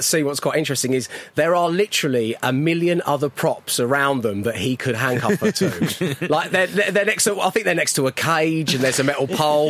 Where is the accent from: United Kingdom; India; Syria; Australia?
United Kingdom; Yorkshire and the Humber; As a Yorkshireman.